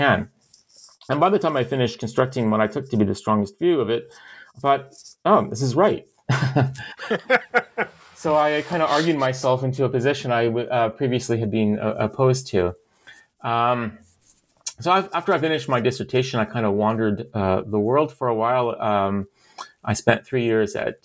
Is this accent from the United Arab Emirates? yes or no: no; London, Ontario, Canada; moved away; also born or lived in Toronto / Oxford; I grew up in London, Ontario